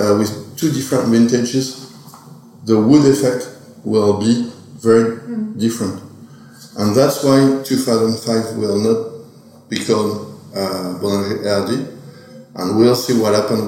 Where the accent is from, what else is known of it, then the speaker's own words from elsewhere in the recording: Oger, Grand Est, France; I'm from Auger. My family is from Auger